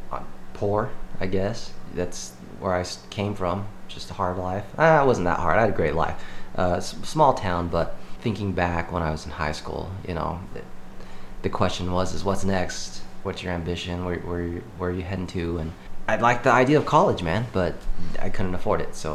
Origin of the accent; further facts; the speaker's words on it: Cedar City, Utah, United States; Cedar City.